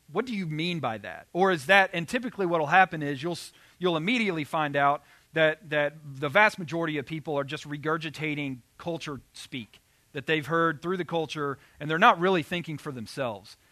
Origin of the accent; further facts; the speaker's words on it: Arkansas, United States; I grew up in Arkansas